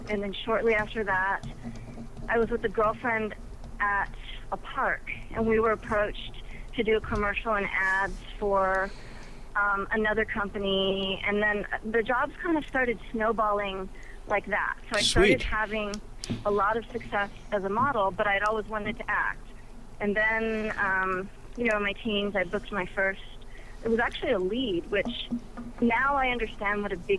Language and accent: English; Pennsylvania, United States; moved away; And I'm originally from Pennsylvania. So I have family all over PA, Jersey, and New York.